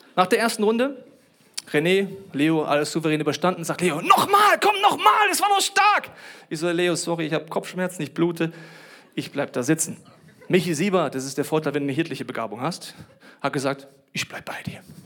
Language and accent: German; Germany; ich bin Deutscher